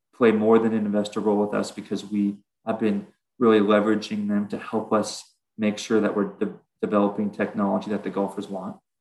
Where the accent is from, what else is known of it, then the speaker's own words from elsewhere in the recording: Southern California, United States; we're we're from Southern California